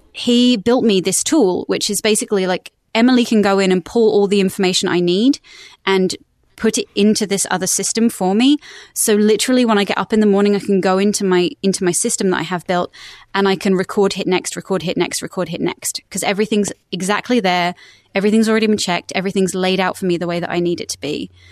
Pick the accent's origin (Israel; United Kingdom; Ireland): United Kingdom; West Sussex, South East England; accent: British; moved away as an adult; now in United States; I'm originally from West Sussex in the United Kingdom, um, and then when I was eighteen, I decided to move to America for six months, and I've now been here for sixteen years.